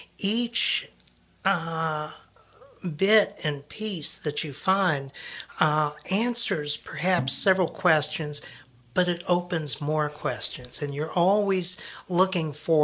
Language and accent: English; South St. Louis County, Missouri, United States; now in Hannibal, United States; Well, Hannibal is my adopted hometown. I am actually from South St. Louis County, but my grandparents had a place just outside of town, And I lived for the summers that I would spend here.